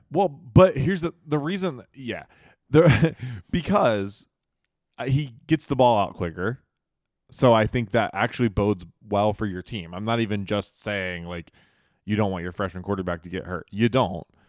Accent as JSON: {"language": "English", "town": "Charlotte", "region": "North Carolina", "country": "United States", "tie": "born or raised there", "said": "Growing up in Charlotte"}